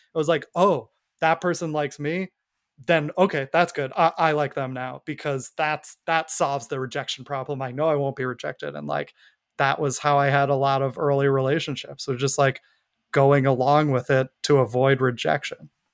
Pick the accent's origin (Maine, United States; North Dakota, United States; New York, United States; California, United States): New York, United States; I grew up in New York